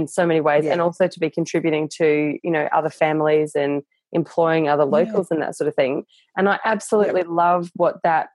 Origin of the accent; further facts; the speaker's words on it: Darwin, Northern Territory, Australia; I grew up in Darwin and Darwin's very transient as well